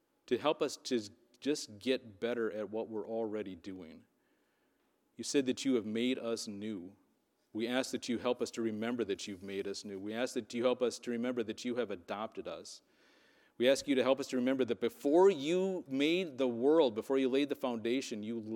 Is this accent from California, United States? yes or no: no; Wisconsin, United States; I was from Wisconsin